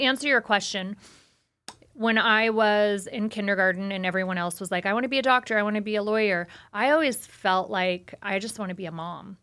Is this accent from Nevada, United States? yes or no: yes; Las Vegas, Nevada, United States; being born and raised in Vegas